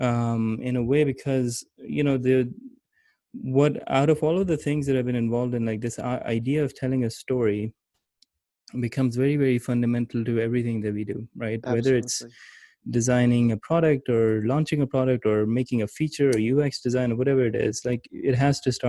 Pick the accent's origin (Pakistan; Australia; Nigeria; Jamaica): Pakistan; moved away as an adult; also born or lived in Gilgit; now in United States; my childhood was mostly in growing up in Pakistan. But I went to the US for college